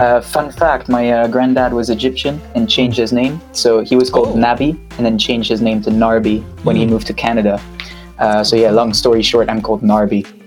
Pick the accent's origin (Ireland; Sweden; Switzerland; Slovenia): Switzerland; moved away as an adult; now in London, United Kingdom; currently live in London, but I'm from Switzerland originally. And uh, I moved to London, what, four years and a half ago now